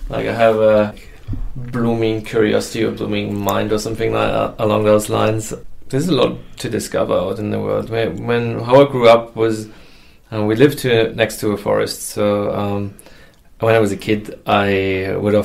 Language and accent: English; Germany; moved away; also born or lived in United States; I'm originally from Germany, and I went on a high school exchange to America